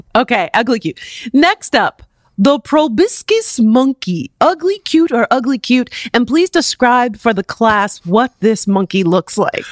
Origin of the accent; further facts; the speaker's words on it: South Florida, United States; also born or lived in Michigan; I'm from South Florida